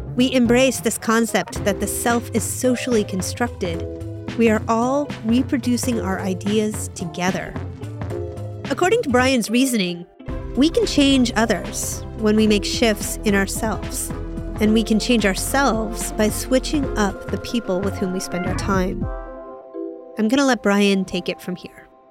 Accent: United States; I'm an American

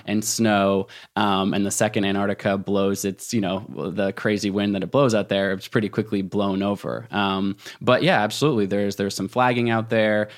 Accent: Portland, Oregon, United States; now in Jackson Hole, United States; my hometown bookstore, uh, in Portland, Oregon

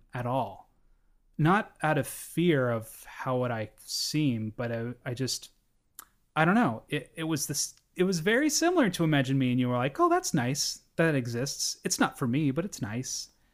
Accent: Pacific Northwest, United States; I grew up in the Pacific Northwest near the urban core

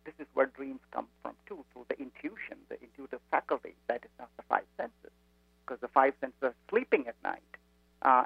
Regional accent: India; moved away as an adult; now in United States; I grew up in India

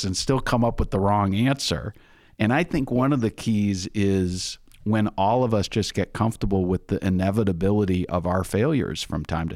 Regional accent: Minnesota, United States; I'm in Minnesota, and one of the things people say about folks from Minnesota is we're Minnesota nice

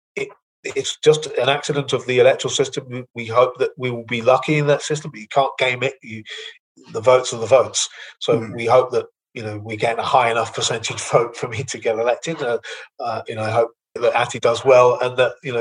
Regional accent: London, United Kingdom; moved away; I can say this as a Londoner

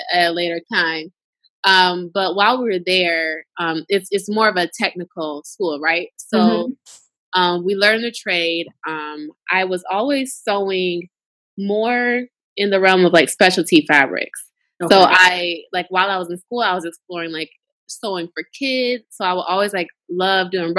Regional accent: Lansing, Michigan, United States; moved away as an adult; also born or lived in Chicago; I'm originally from Michigan, but I'm from Lansing, the capital city

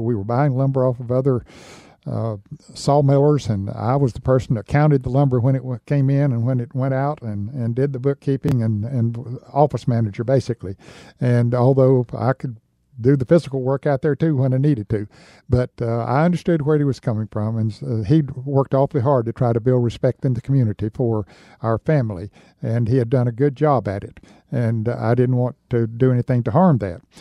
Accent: Newton, North Carolina, United States; my hometown of Newton, North Carolina

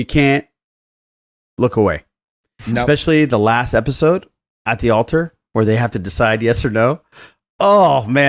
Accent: Iran; No, I'm from Iran.

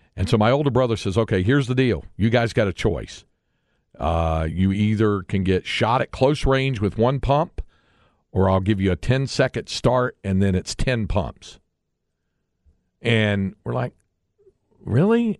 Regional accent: North Carolina, United States; moved away; we were kids growing up in North Carolina

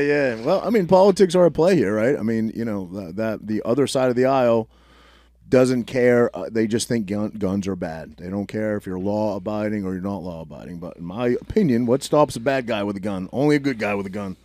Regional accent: Maine, United States; now in New Jersey, United States; I grew up in Maine in a lobster fishing community

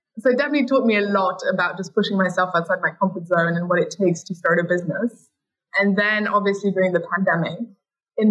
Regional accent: Paris, Île-de-France, France; we're half French, half German, so we grew up in Paris

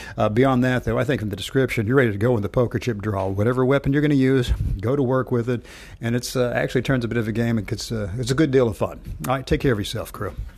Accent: Knoxville, Tennessee, United States; my hometown of, uh, Knoxville

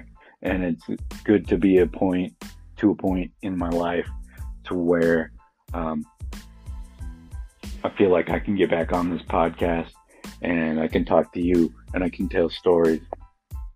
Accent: Milliken, Colorado, United States; moved away; growing up on South Norma in Millican, Colorado

